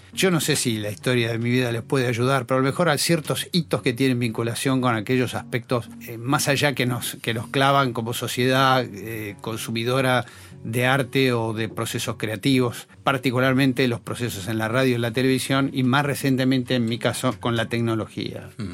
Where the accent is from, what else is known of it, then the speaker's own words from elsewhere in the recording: Buenos Aires, Argentina; yo soy esencialmente porteño